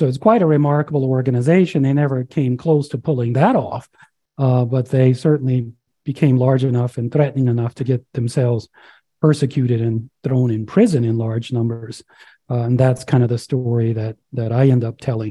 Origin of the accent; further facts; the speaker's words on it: Louisiana, United States; now in Colorado, United States; I'm originally from Louisiana. I grew up on a farm down there